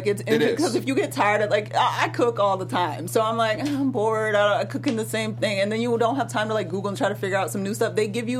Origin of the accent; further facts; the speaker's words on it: Atlanta, Georgia, United States; moved away; I'm from Atlanta.